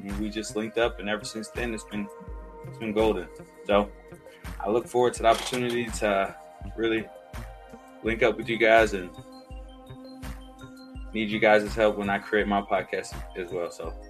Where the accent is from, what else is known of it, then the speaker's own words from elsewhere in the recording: Valdosta, Georgia, United States; I'm from Valdosta.